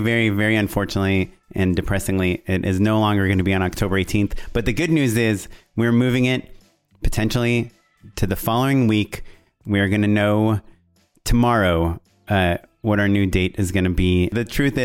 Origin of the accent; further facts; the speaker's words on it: Israel; moved away; I'm Israeli and that I grew up in Israel.